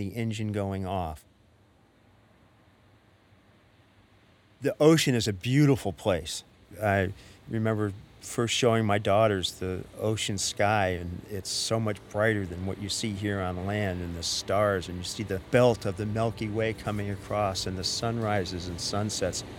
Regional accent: Norwalk, Connecticut, United States; now in New York City, United States; I grew up in Village Creek, which was, I think, the first intentionally integrated community in New England

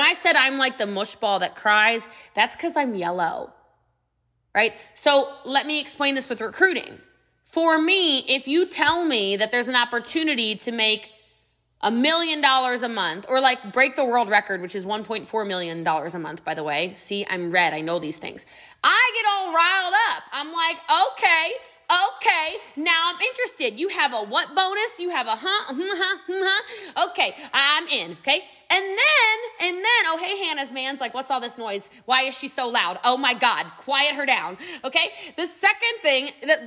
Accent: United States; I'm American

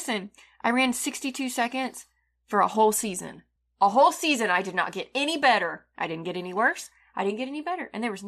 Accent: Boston, Massachusetts, United States; You know, I'm from Boston. I don't know how they talk up there, but...

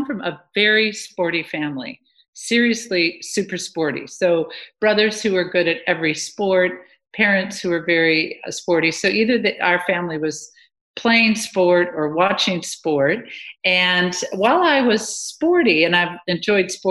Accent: Beaver Dam, Wisconsin, United States; moved away as an adult; also born or lived in Madison, Wisconsin; now in Australia; I'm from Beaver Dam, Wisconsin

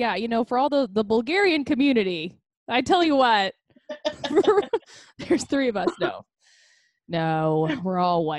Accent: Wesley Chapel, Florida, United States; also born or lived in Tampa, Florida; now in New York, United States; I'm from Florida. I grew up in Florida too, in Tampa.

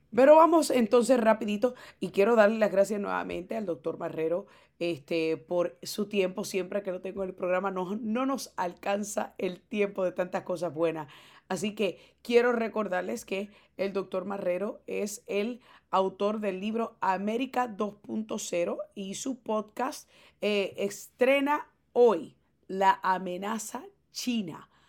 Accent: Puerto Rico; yo como puertorriqueña

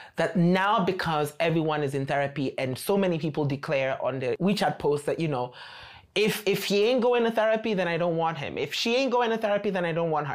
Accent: Nairobi, Kenya; moved away as an adult; now in China; I come from Nairobi, Kenya, and I've been in China for four and a half years

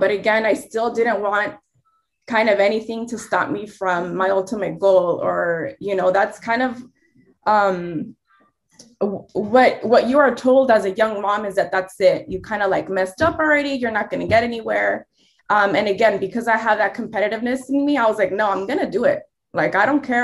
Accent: Los Angeles County, California, United States; I'm a Mexican American, born and raised in Los Angeles County

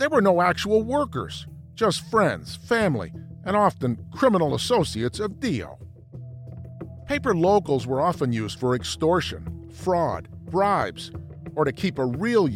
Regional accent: New York, United States; I grew up in New York.

